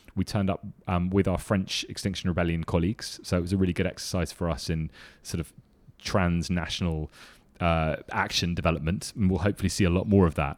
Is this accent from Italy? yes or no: no; London, United Kingdom; I come from London